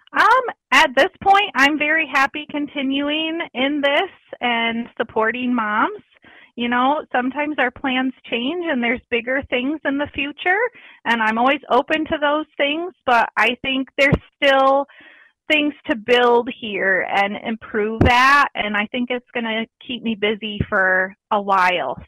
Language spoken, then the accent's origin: English; Battle Creek, Michigan, United States; I grew up in Battle Creek, Michigan